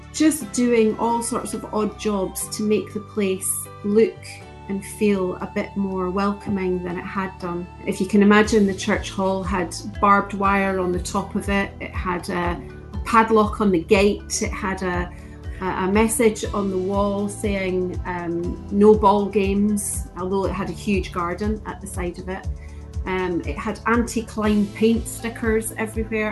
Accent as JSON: {"language": "English", "area": "East Lothian", "region": "Scotland", "country": "United Kingdom", "tie": "born or raised there", "also_born_or_lived": "Midlothian", "said": "born and bred in East Lothian, and now living in Mid Lothian"}